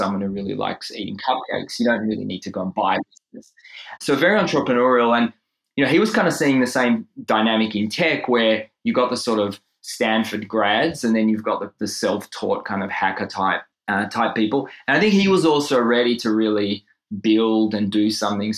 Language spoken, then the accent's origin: English; Israel; moved away as an adult; now in Melbourne, Australia; in Israel, where I grew up